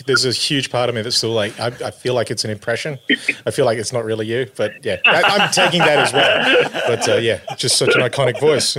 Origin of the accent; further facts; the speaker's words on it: Kununurra, Western Australia, Australia; now in Queensland, Australia; I grew up in Kununurra in the East Kimberley of Western Australia.